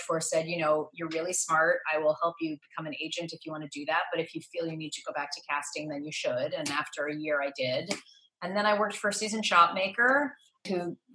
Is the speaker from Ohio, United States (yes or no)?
no; New York City, New York, United States; So I grew up in New York City and was a professional child actor from age 8 to 17